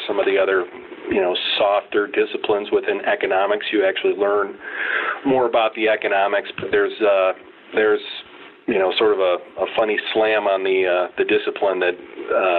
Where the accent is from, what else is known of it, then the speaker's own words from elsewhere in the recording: Cedar Rapids, Iowa, United States; moved away as an adult; also born or lived in Des Moines, Iowa; now in Minneapolis, United States; I grew up in Cedar Rapids, Iowa, and ventured off all of six miles to college right there in my hometown